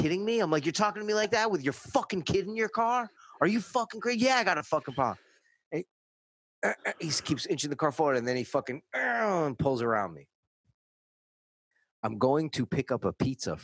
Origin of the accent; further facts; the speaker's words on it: New York, United States; now in Los Angeles, United States; I'm from New York